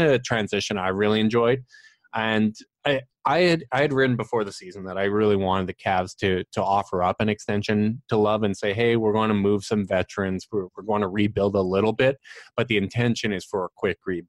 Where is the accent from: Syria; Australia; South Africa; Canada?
Canada; I'm the Canadian